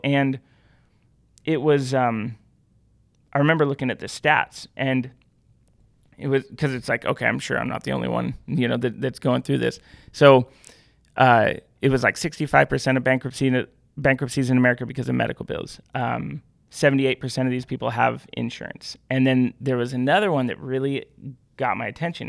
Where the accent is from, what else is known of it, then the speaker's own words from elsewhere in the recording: Pacific Northwest, United States; I grew up in the Pacific Northwest.